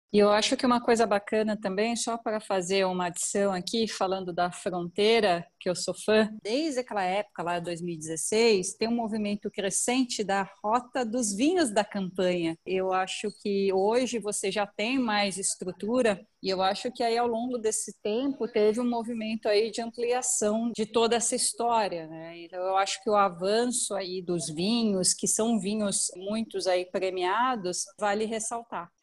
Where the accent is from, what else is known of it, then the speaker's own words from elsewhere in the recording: São Paulo, Brazil; accent: paulista; eu moro em São Paulo, sou paulista, paulistana